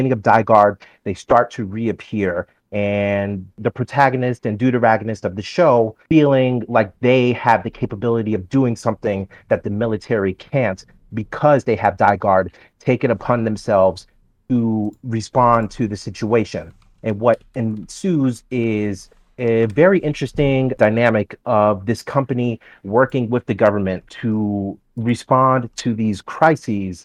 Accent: New York, United States; I'm from New York

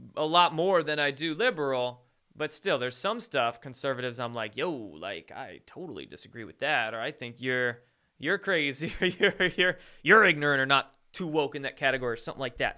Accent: Bremerton, Washington, United States; I was born and raised in Bremerton.

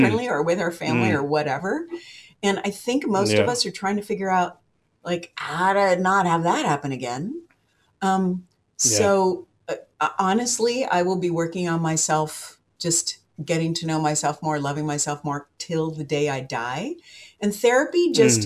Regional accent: Seattle, Washington, United States; I'm from Seattle

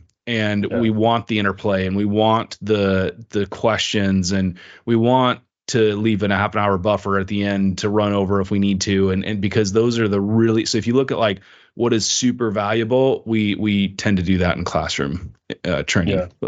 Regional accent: China; moved away as an adult; And I grew up in China. That's where I spent most of my life until I went to university.

